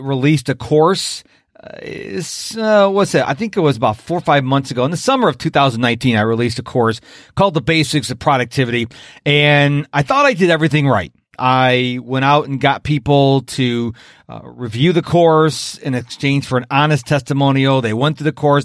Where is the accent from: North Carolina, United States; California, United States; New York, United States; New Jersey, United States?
New York, United States; Rochester; moved away as an adult; now in Houston, United States; I'm from Rochester, New York originally